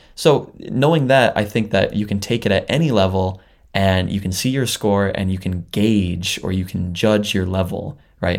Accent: Canada; moved away as an adult; now in Japan; I'm a Canadian living in Japan.

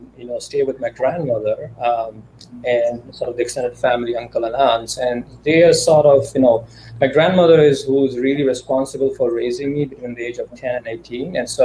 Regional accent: India; basically growing up in India at that time, we really had like two options. You're either going to be an engineer or you're going to be a doctor.

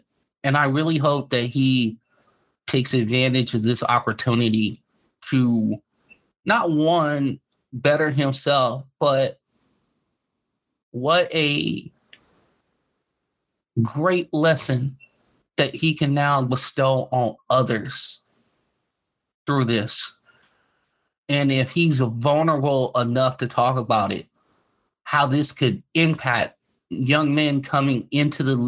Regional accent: Los Angeles, California, United States; I grew up in the inner city. I grew up in South Central

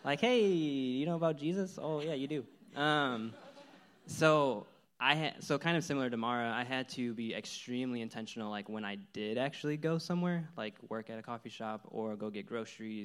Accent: Illinois, United States; moved away as an adult; I'm from Illinois

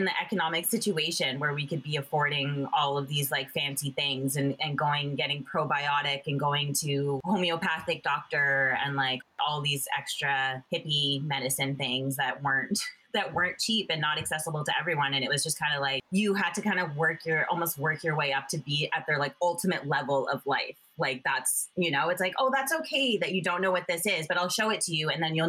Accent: Toronto, Ontario, Canada; born there; also born or lived in Jamaica / Buffalo / Fort Lauderdale / North Vancouver; I was born in Ontario, I was born in Toronto, and we moved a bunch of places. We lived in Jamaica, I lived in a bunch of small towns in Ontario, Buffalo, New York, and then Fort Lauderdale, Florida.

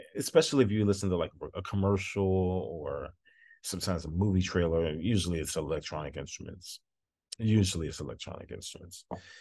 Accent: Dallas, Texas, United States; i worked with the dallas symphony um my what's my hometown orchestra

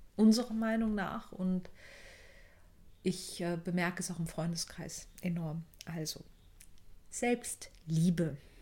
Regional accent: Germany; als Deutsche

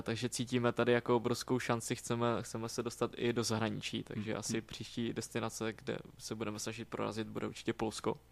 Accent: Moravia, Czechia; moved away as an adult; now in Prague, Czechia; jak jsem z Moravy, tak prostě Brno je mi taky jako blízký

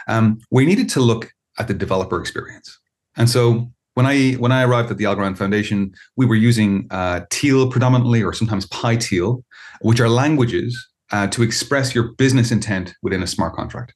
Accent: Ireland; I'm an Irish citizen. I live in Ireland

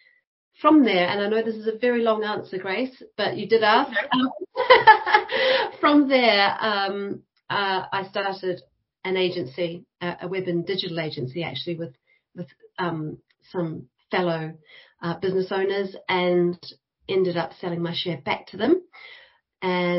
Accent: New Zealand; moved away as an adult; now in United Kingdom; I started out in New Zealand, and I went to the School of Design and Architecture at Victoria University, Wellington

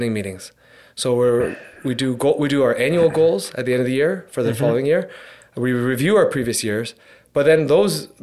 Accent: Hamilton, Ontario, Canada; me being born and raised in Hamilton, I've actually never left Hamilton. I still live in Hamilton.

